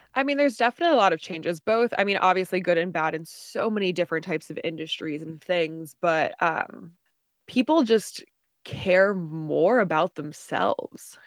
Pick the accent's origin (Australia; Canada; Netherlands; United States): United States; New Jersey; moved away as an adult; also born or lived in Charlottesville, Virginia; now in Austin, United States; originally, I'm from New Jersey, um, born and raised